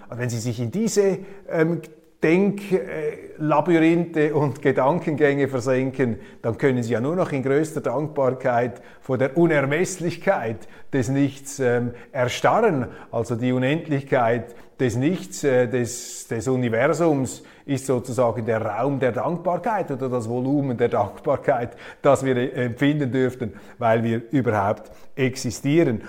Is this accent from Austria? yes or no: no; Switzerland; bei uns in der Schweiz